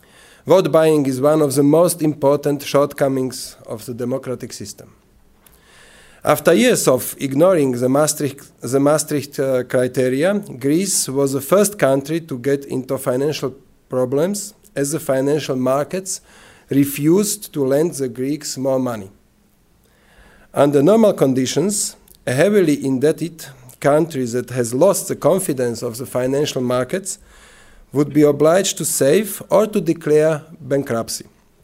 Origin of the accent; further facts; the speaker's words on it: Slovakia; English is a second language; So I am coming from Slovakia, is the east part of former Czechoslovakia.